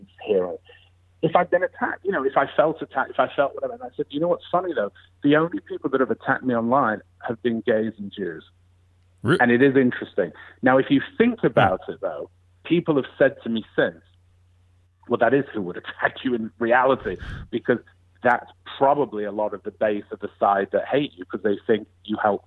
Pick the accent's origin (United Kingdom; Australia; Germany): United Kingdom; England; moved away as an adult; now in United States; I'm from England. I grew up in England.